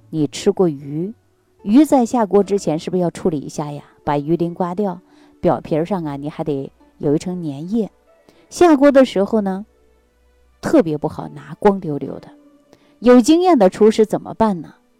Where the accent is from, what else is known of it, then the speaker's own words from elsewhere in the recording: Northeast China, China; 我是北方人，啊，是地地道道的东北人